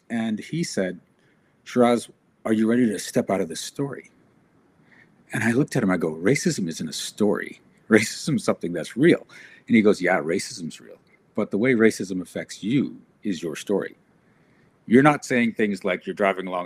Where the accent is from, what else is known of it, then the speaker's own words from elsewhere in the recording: South Africa; now in Canada; I come from South Africa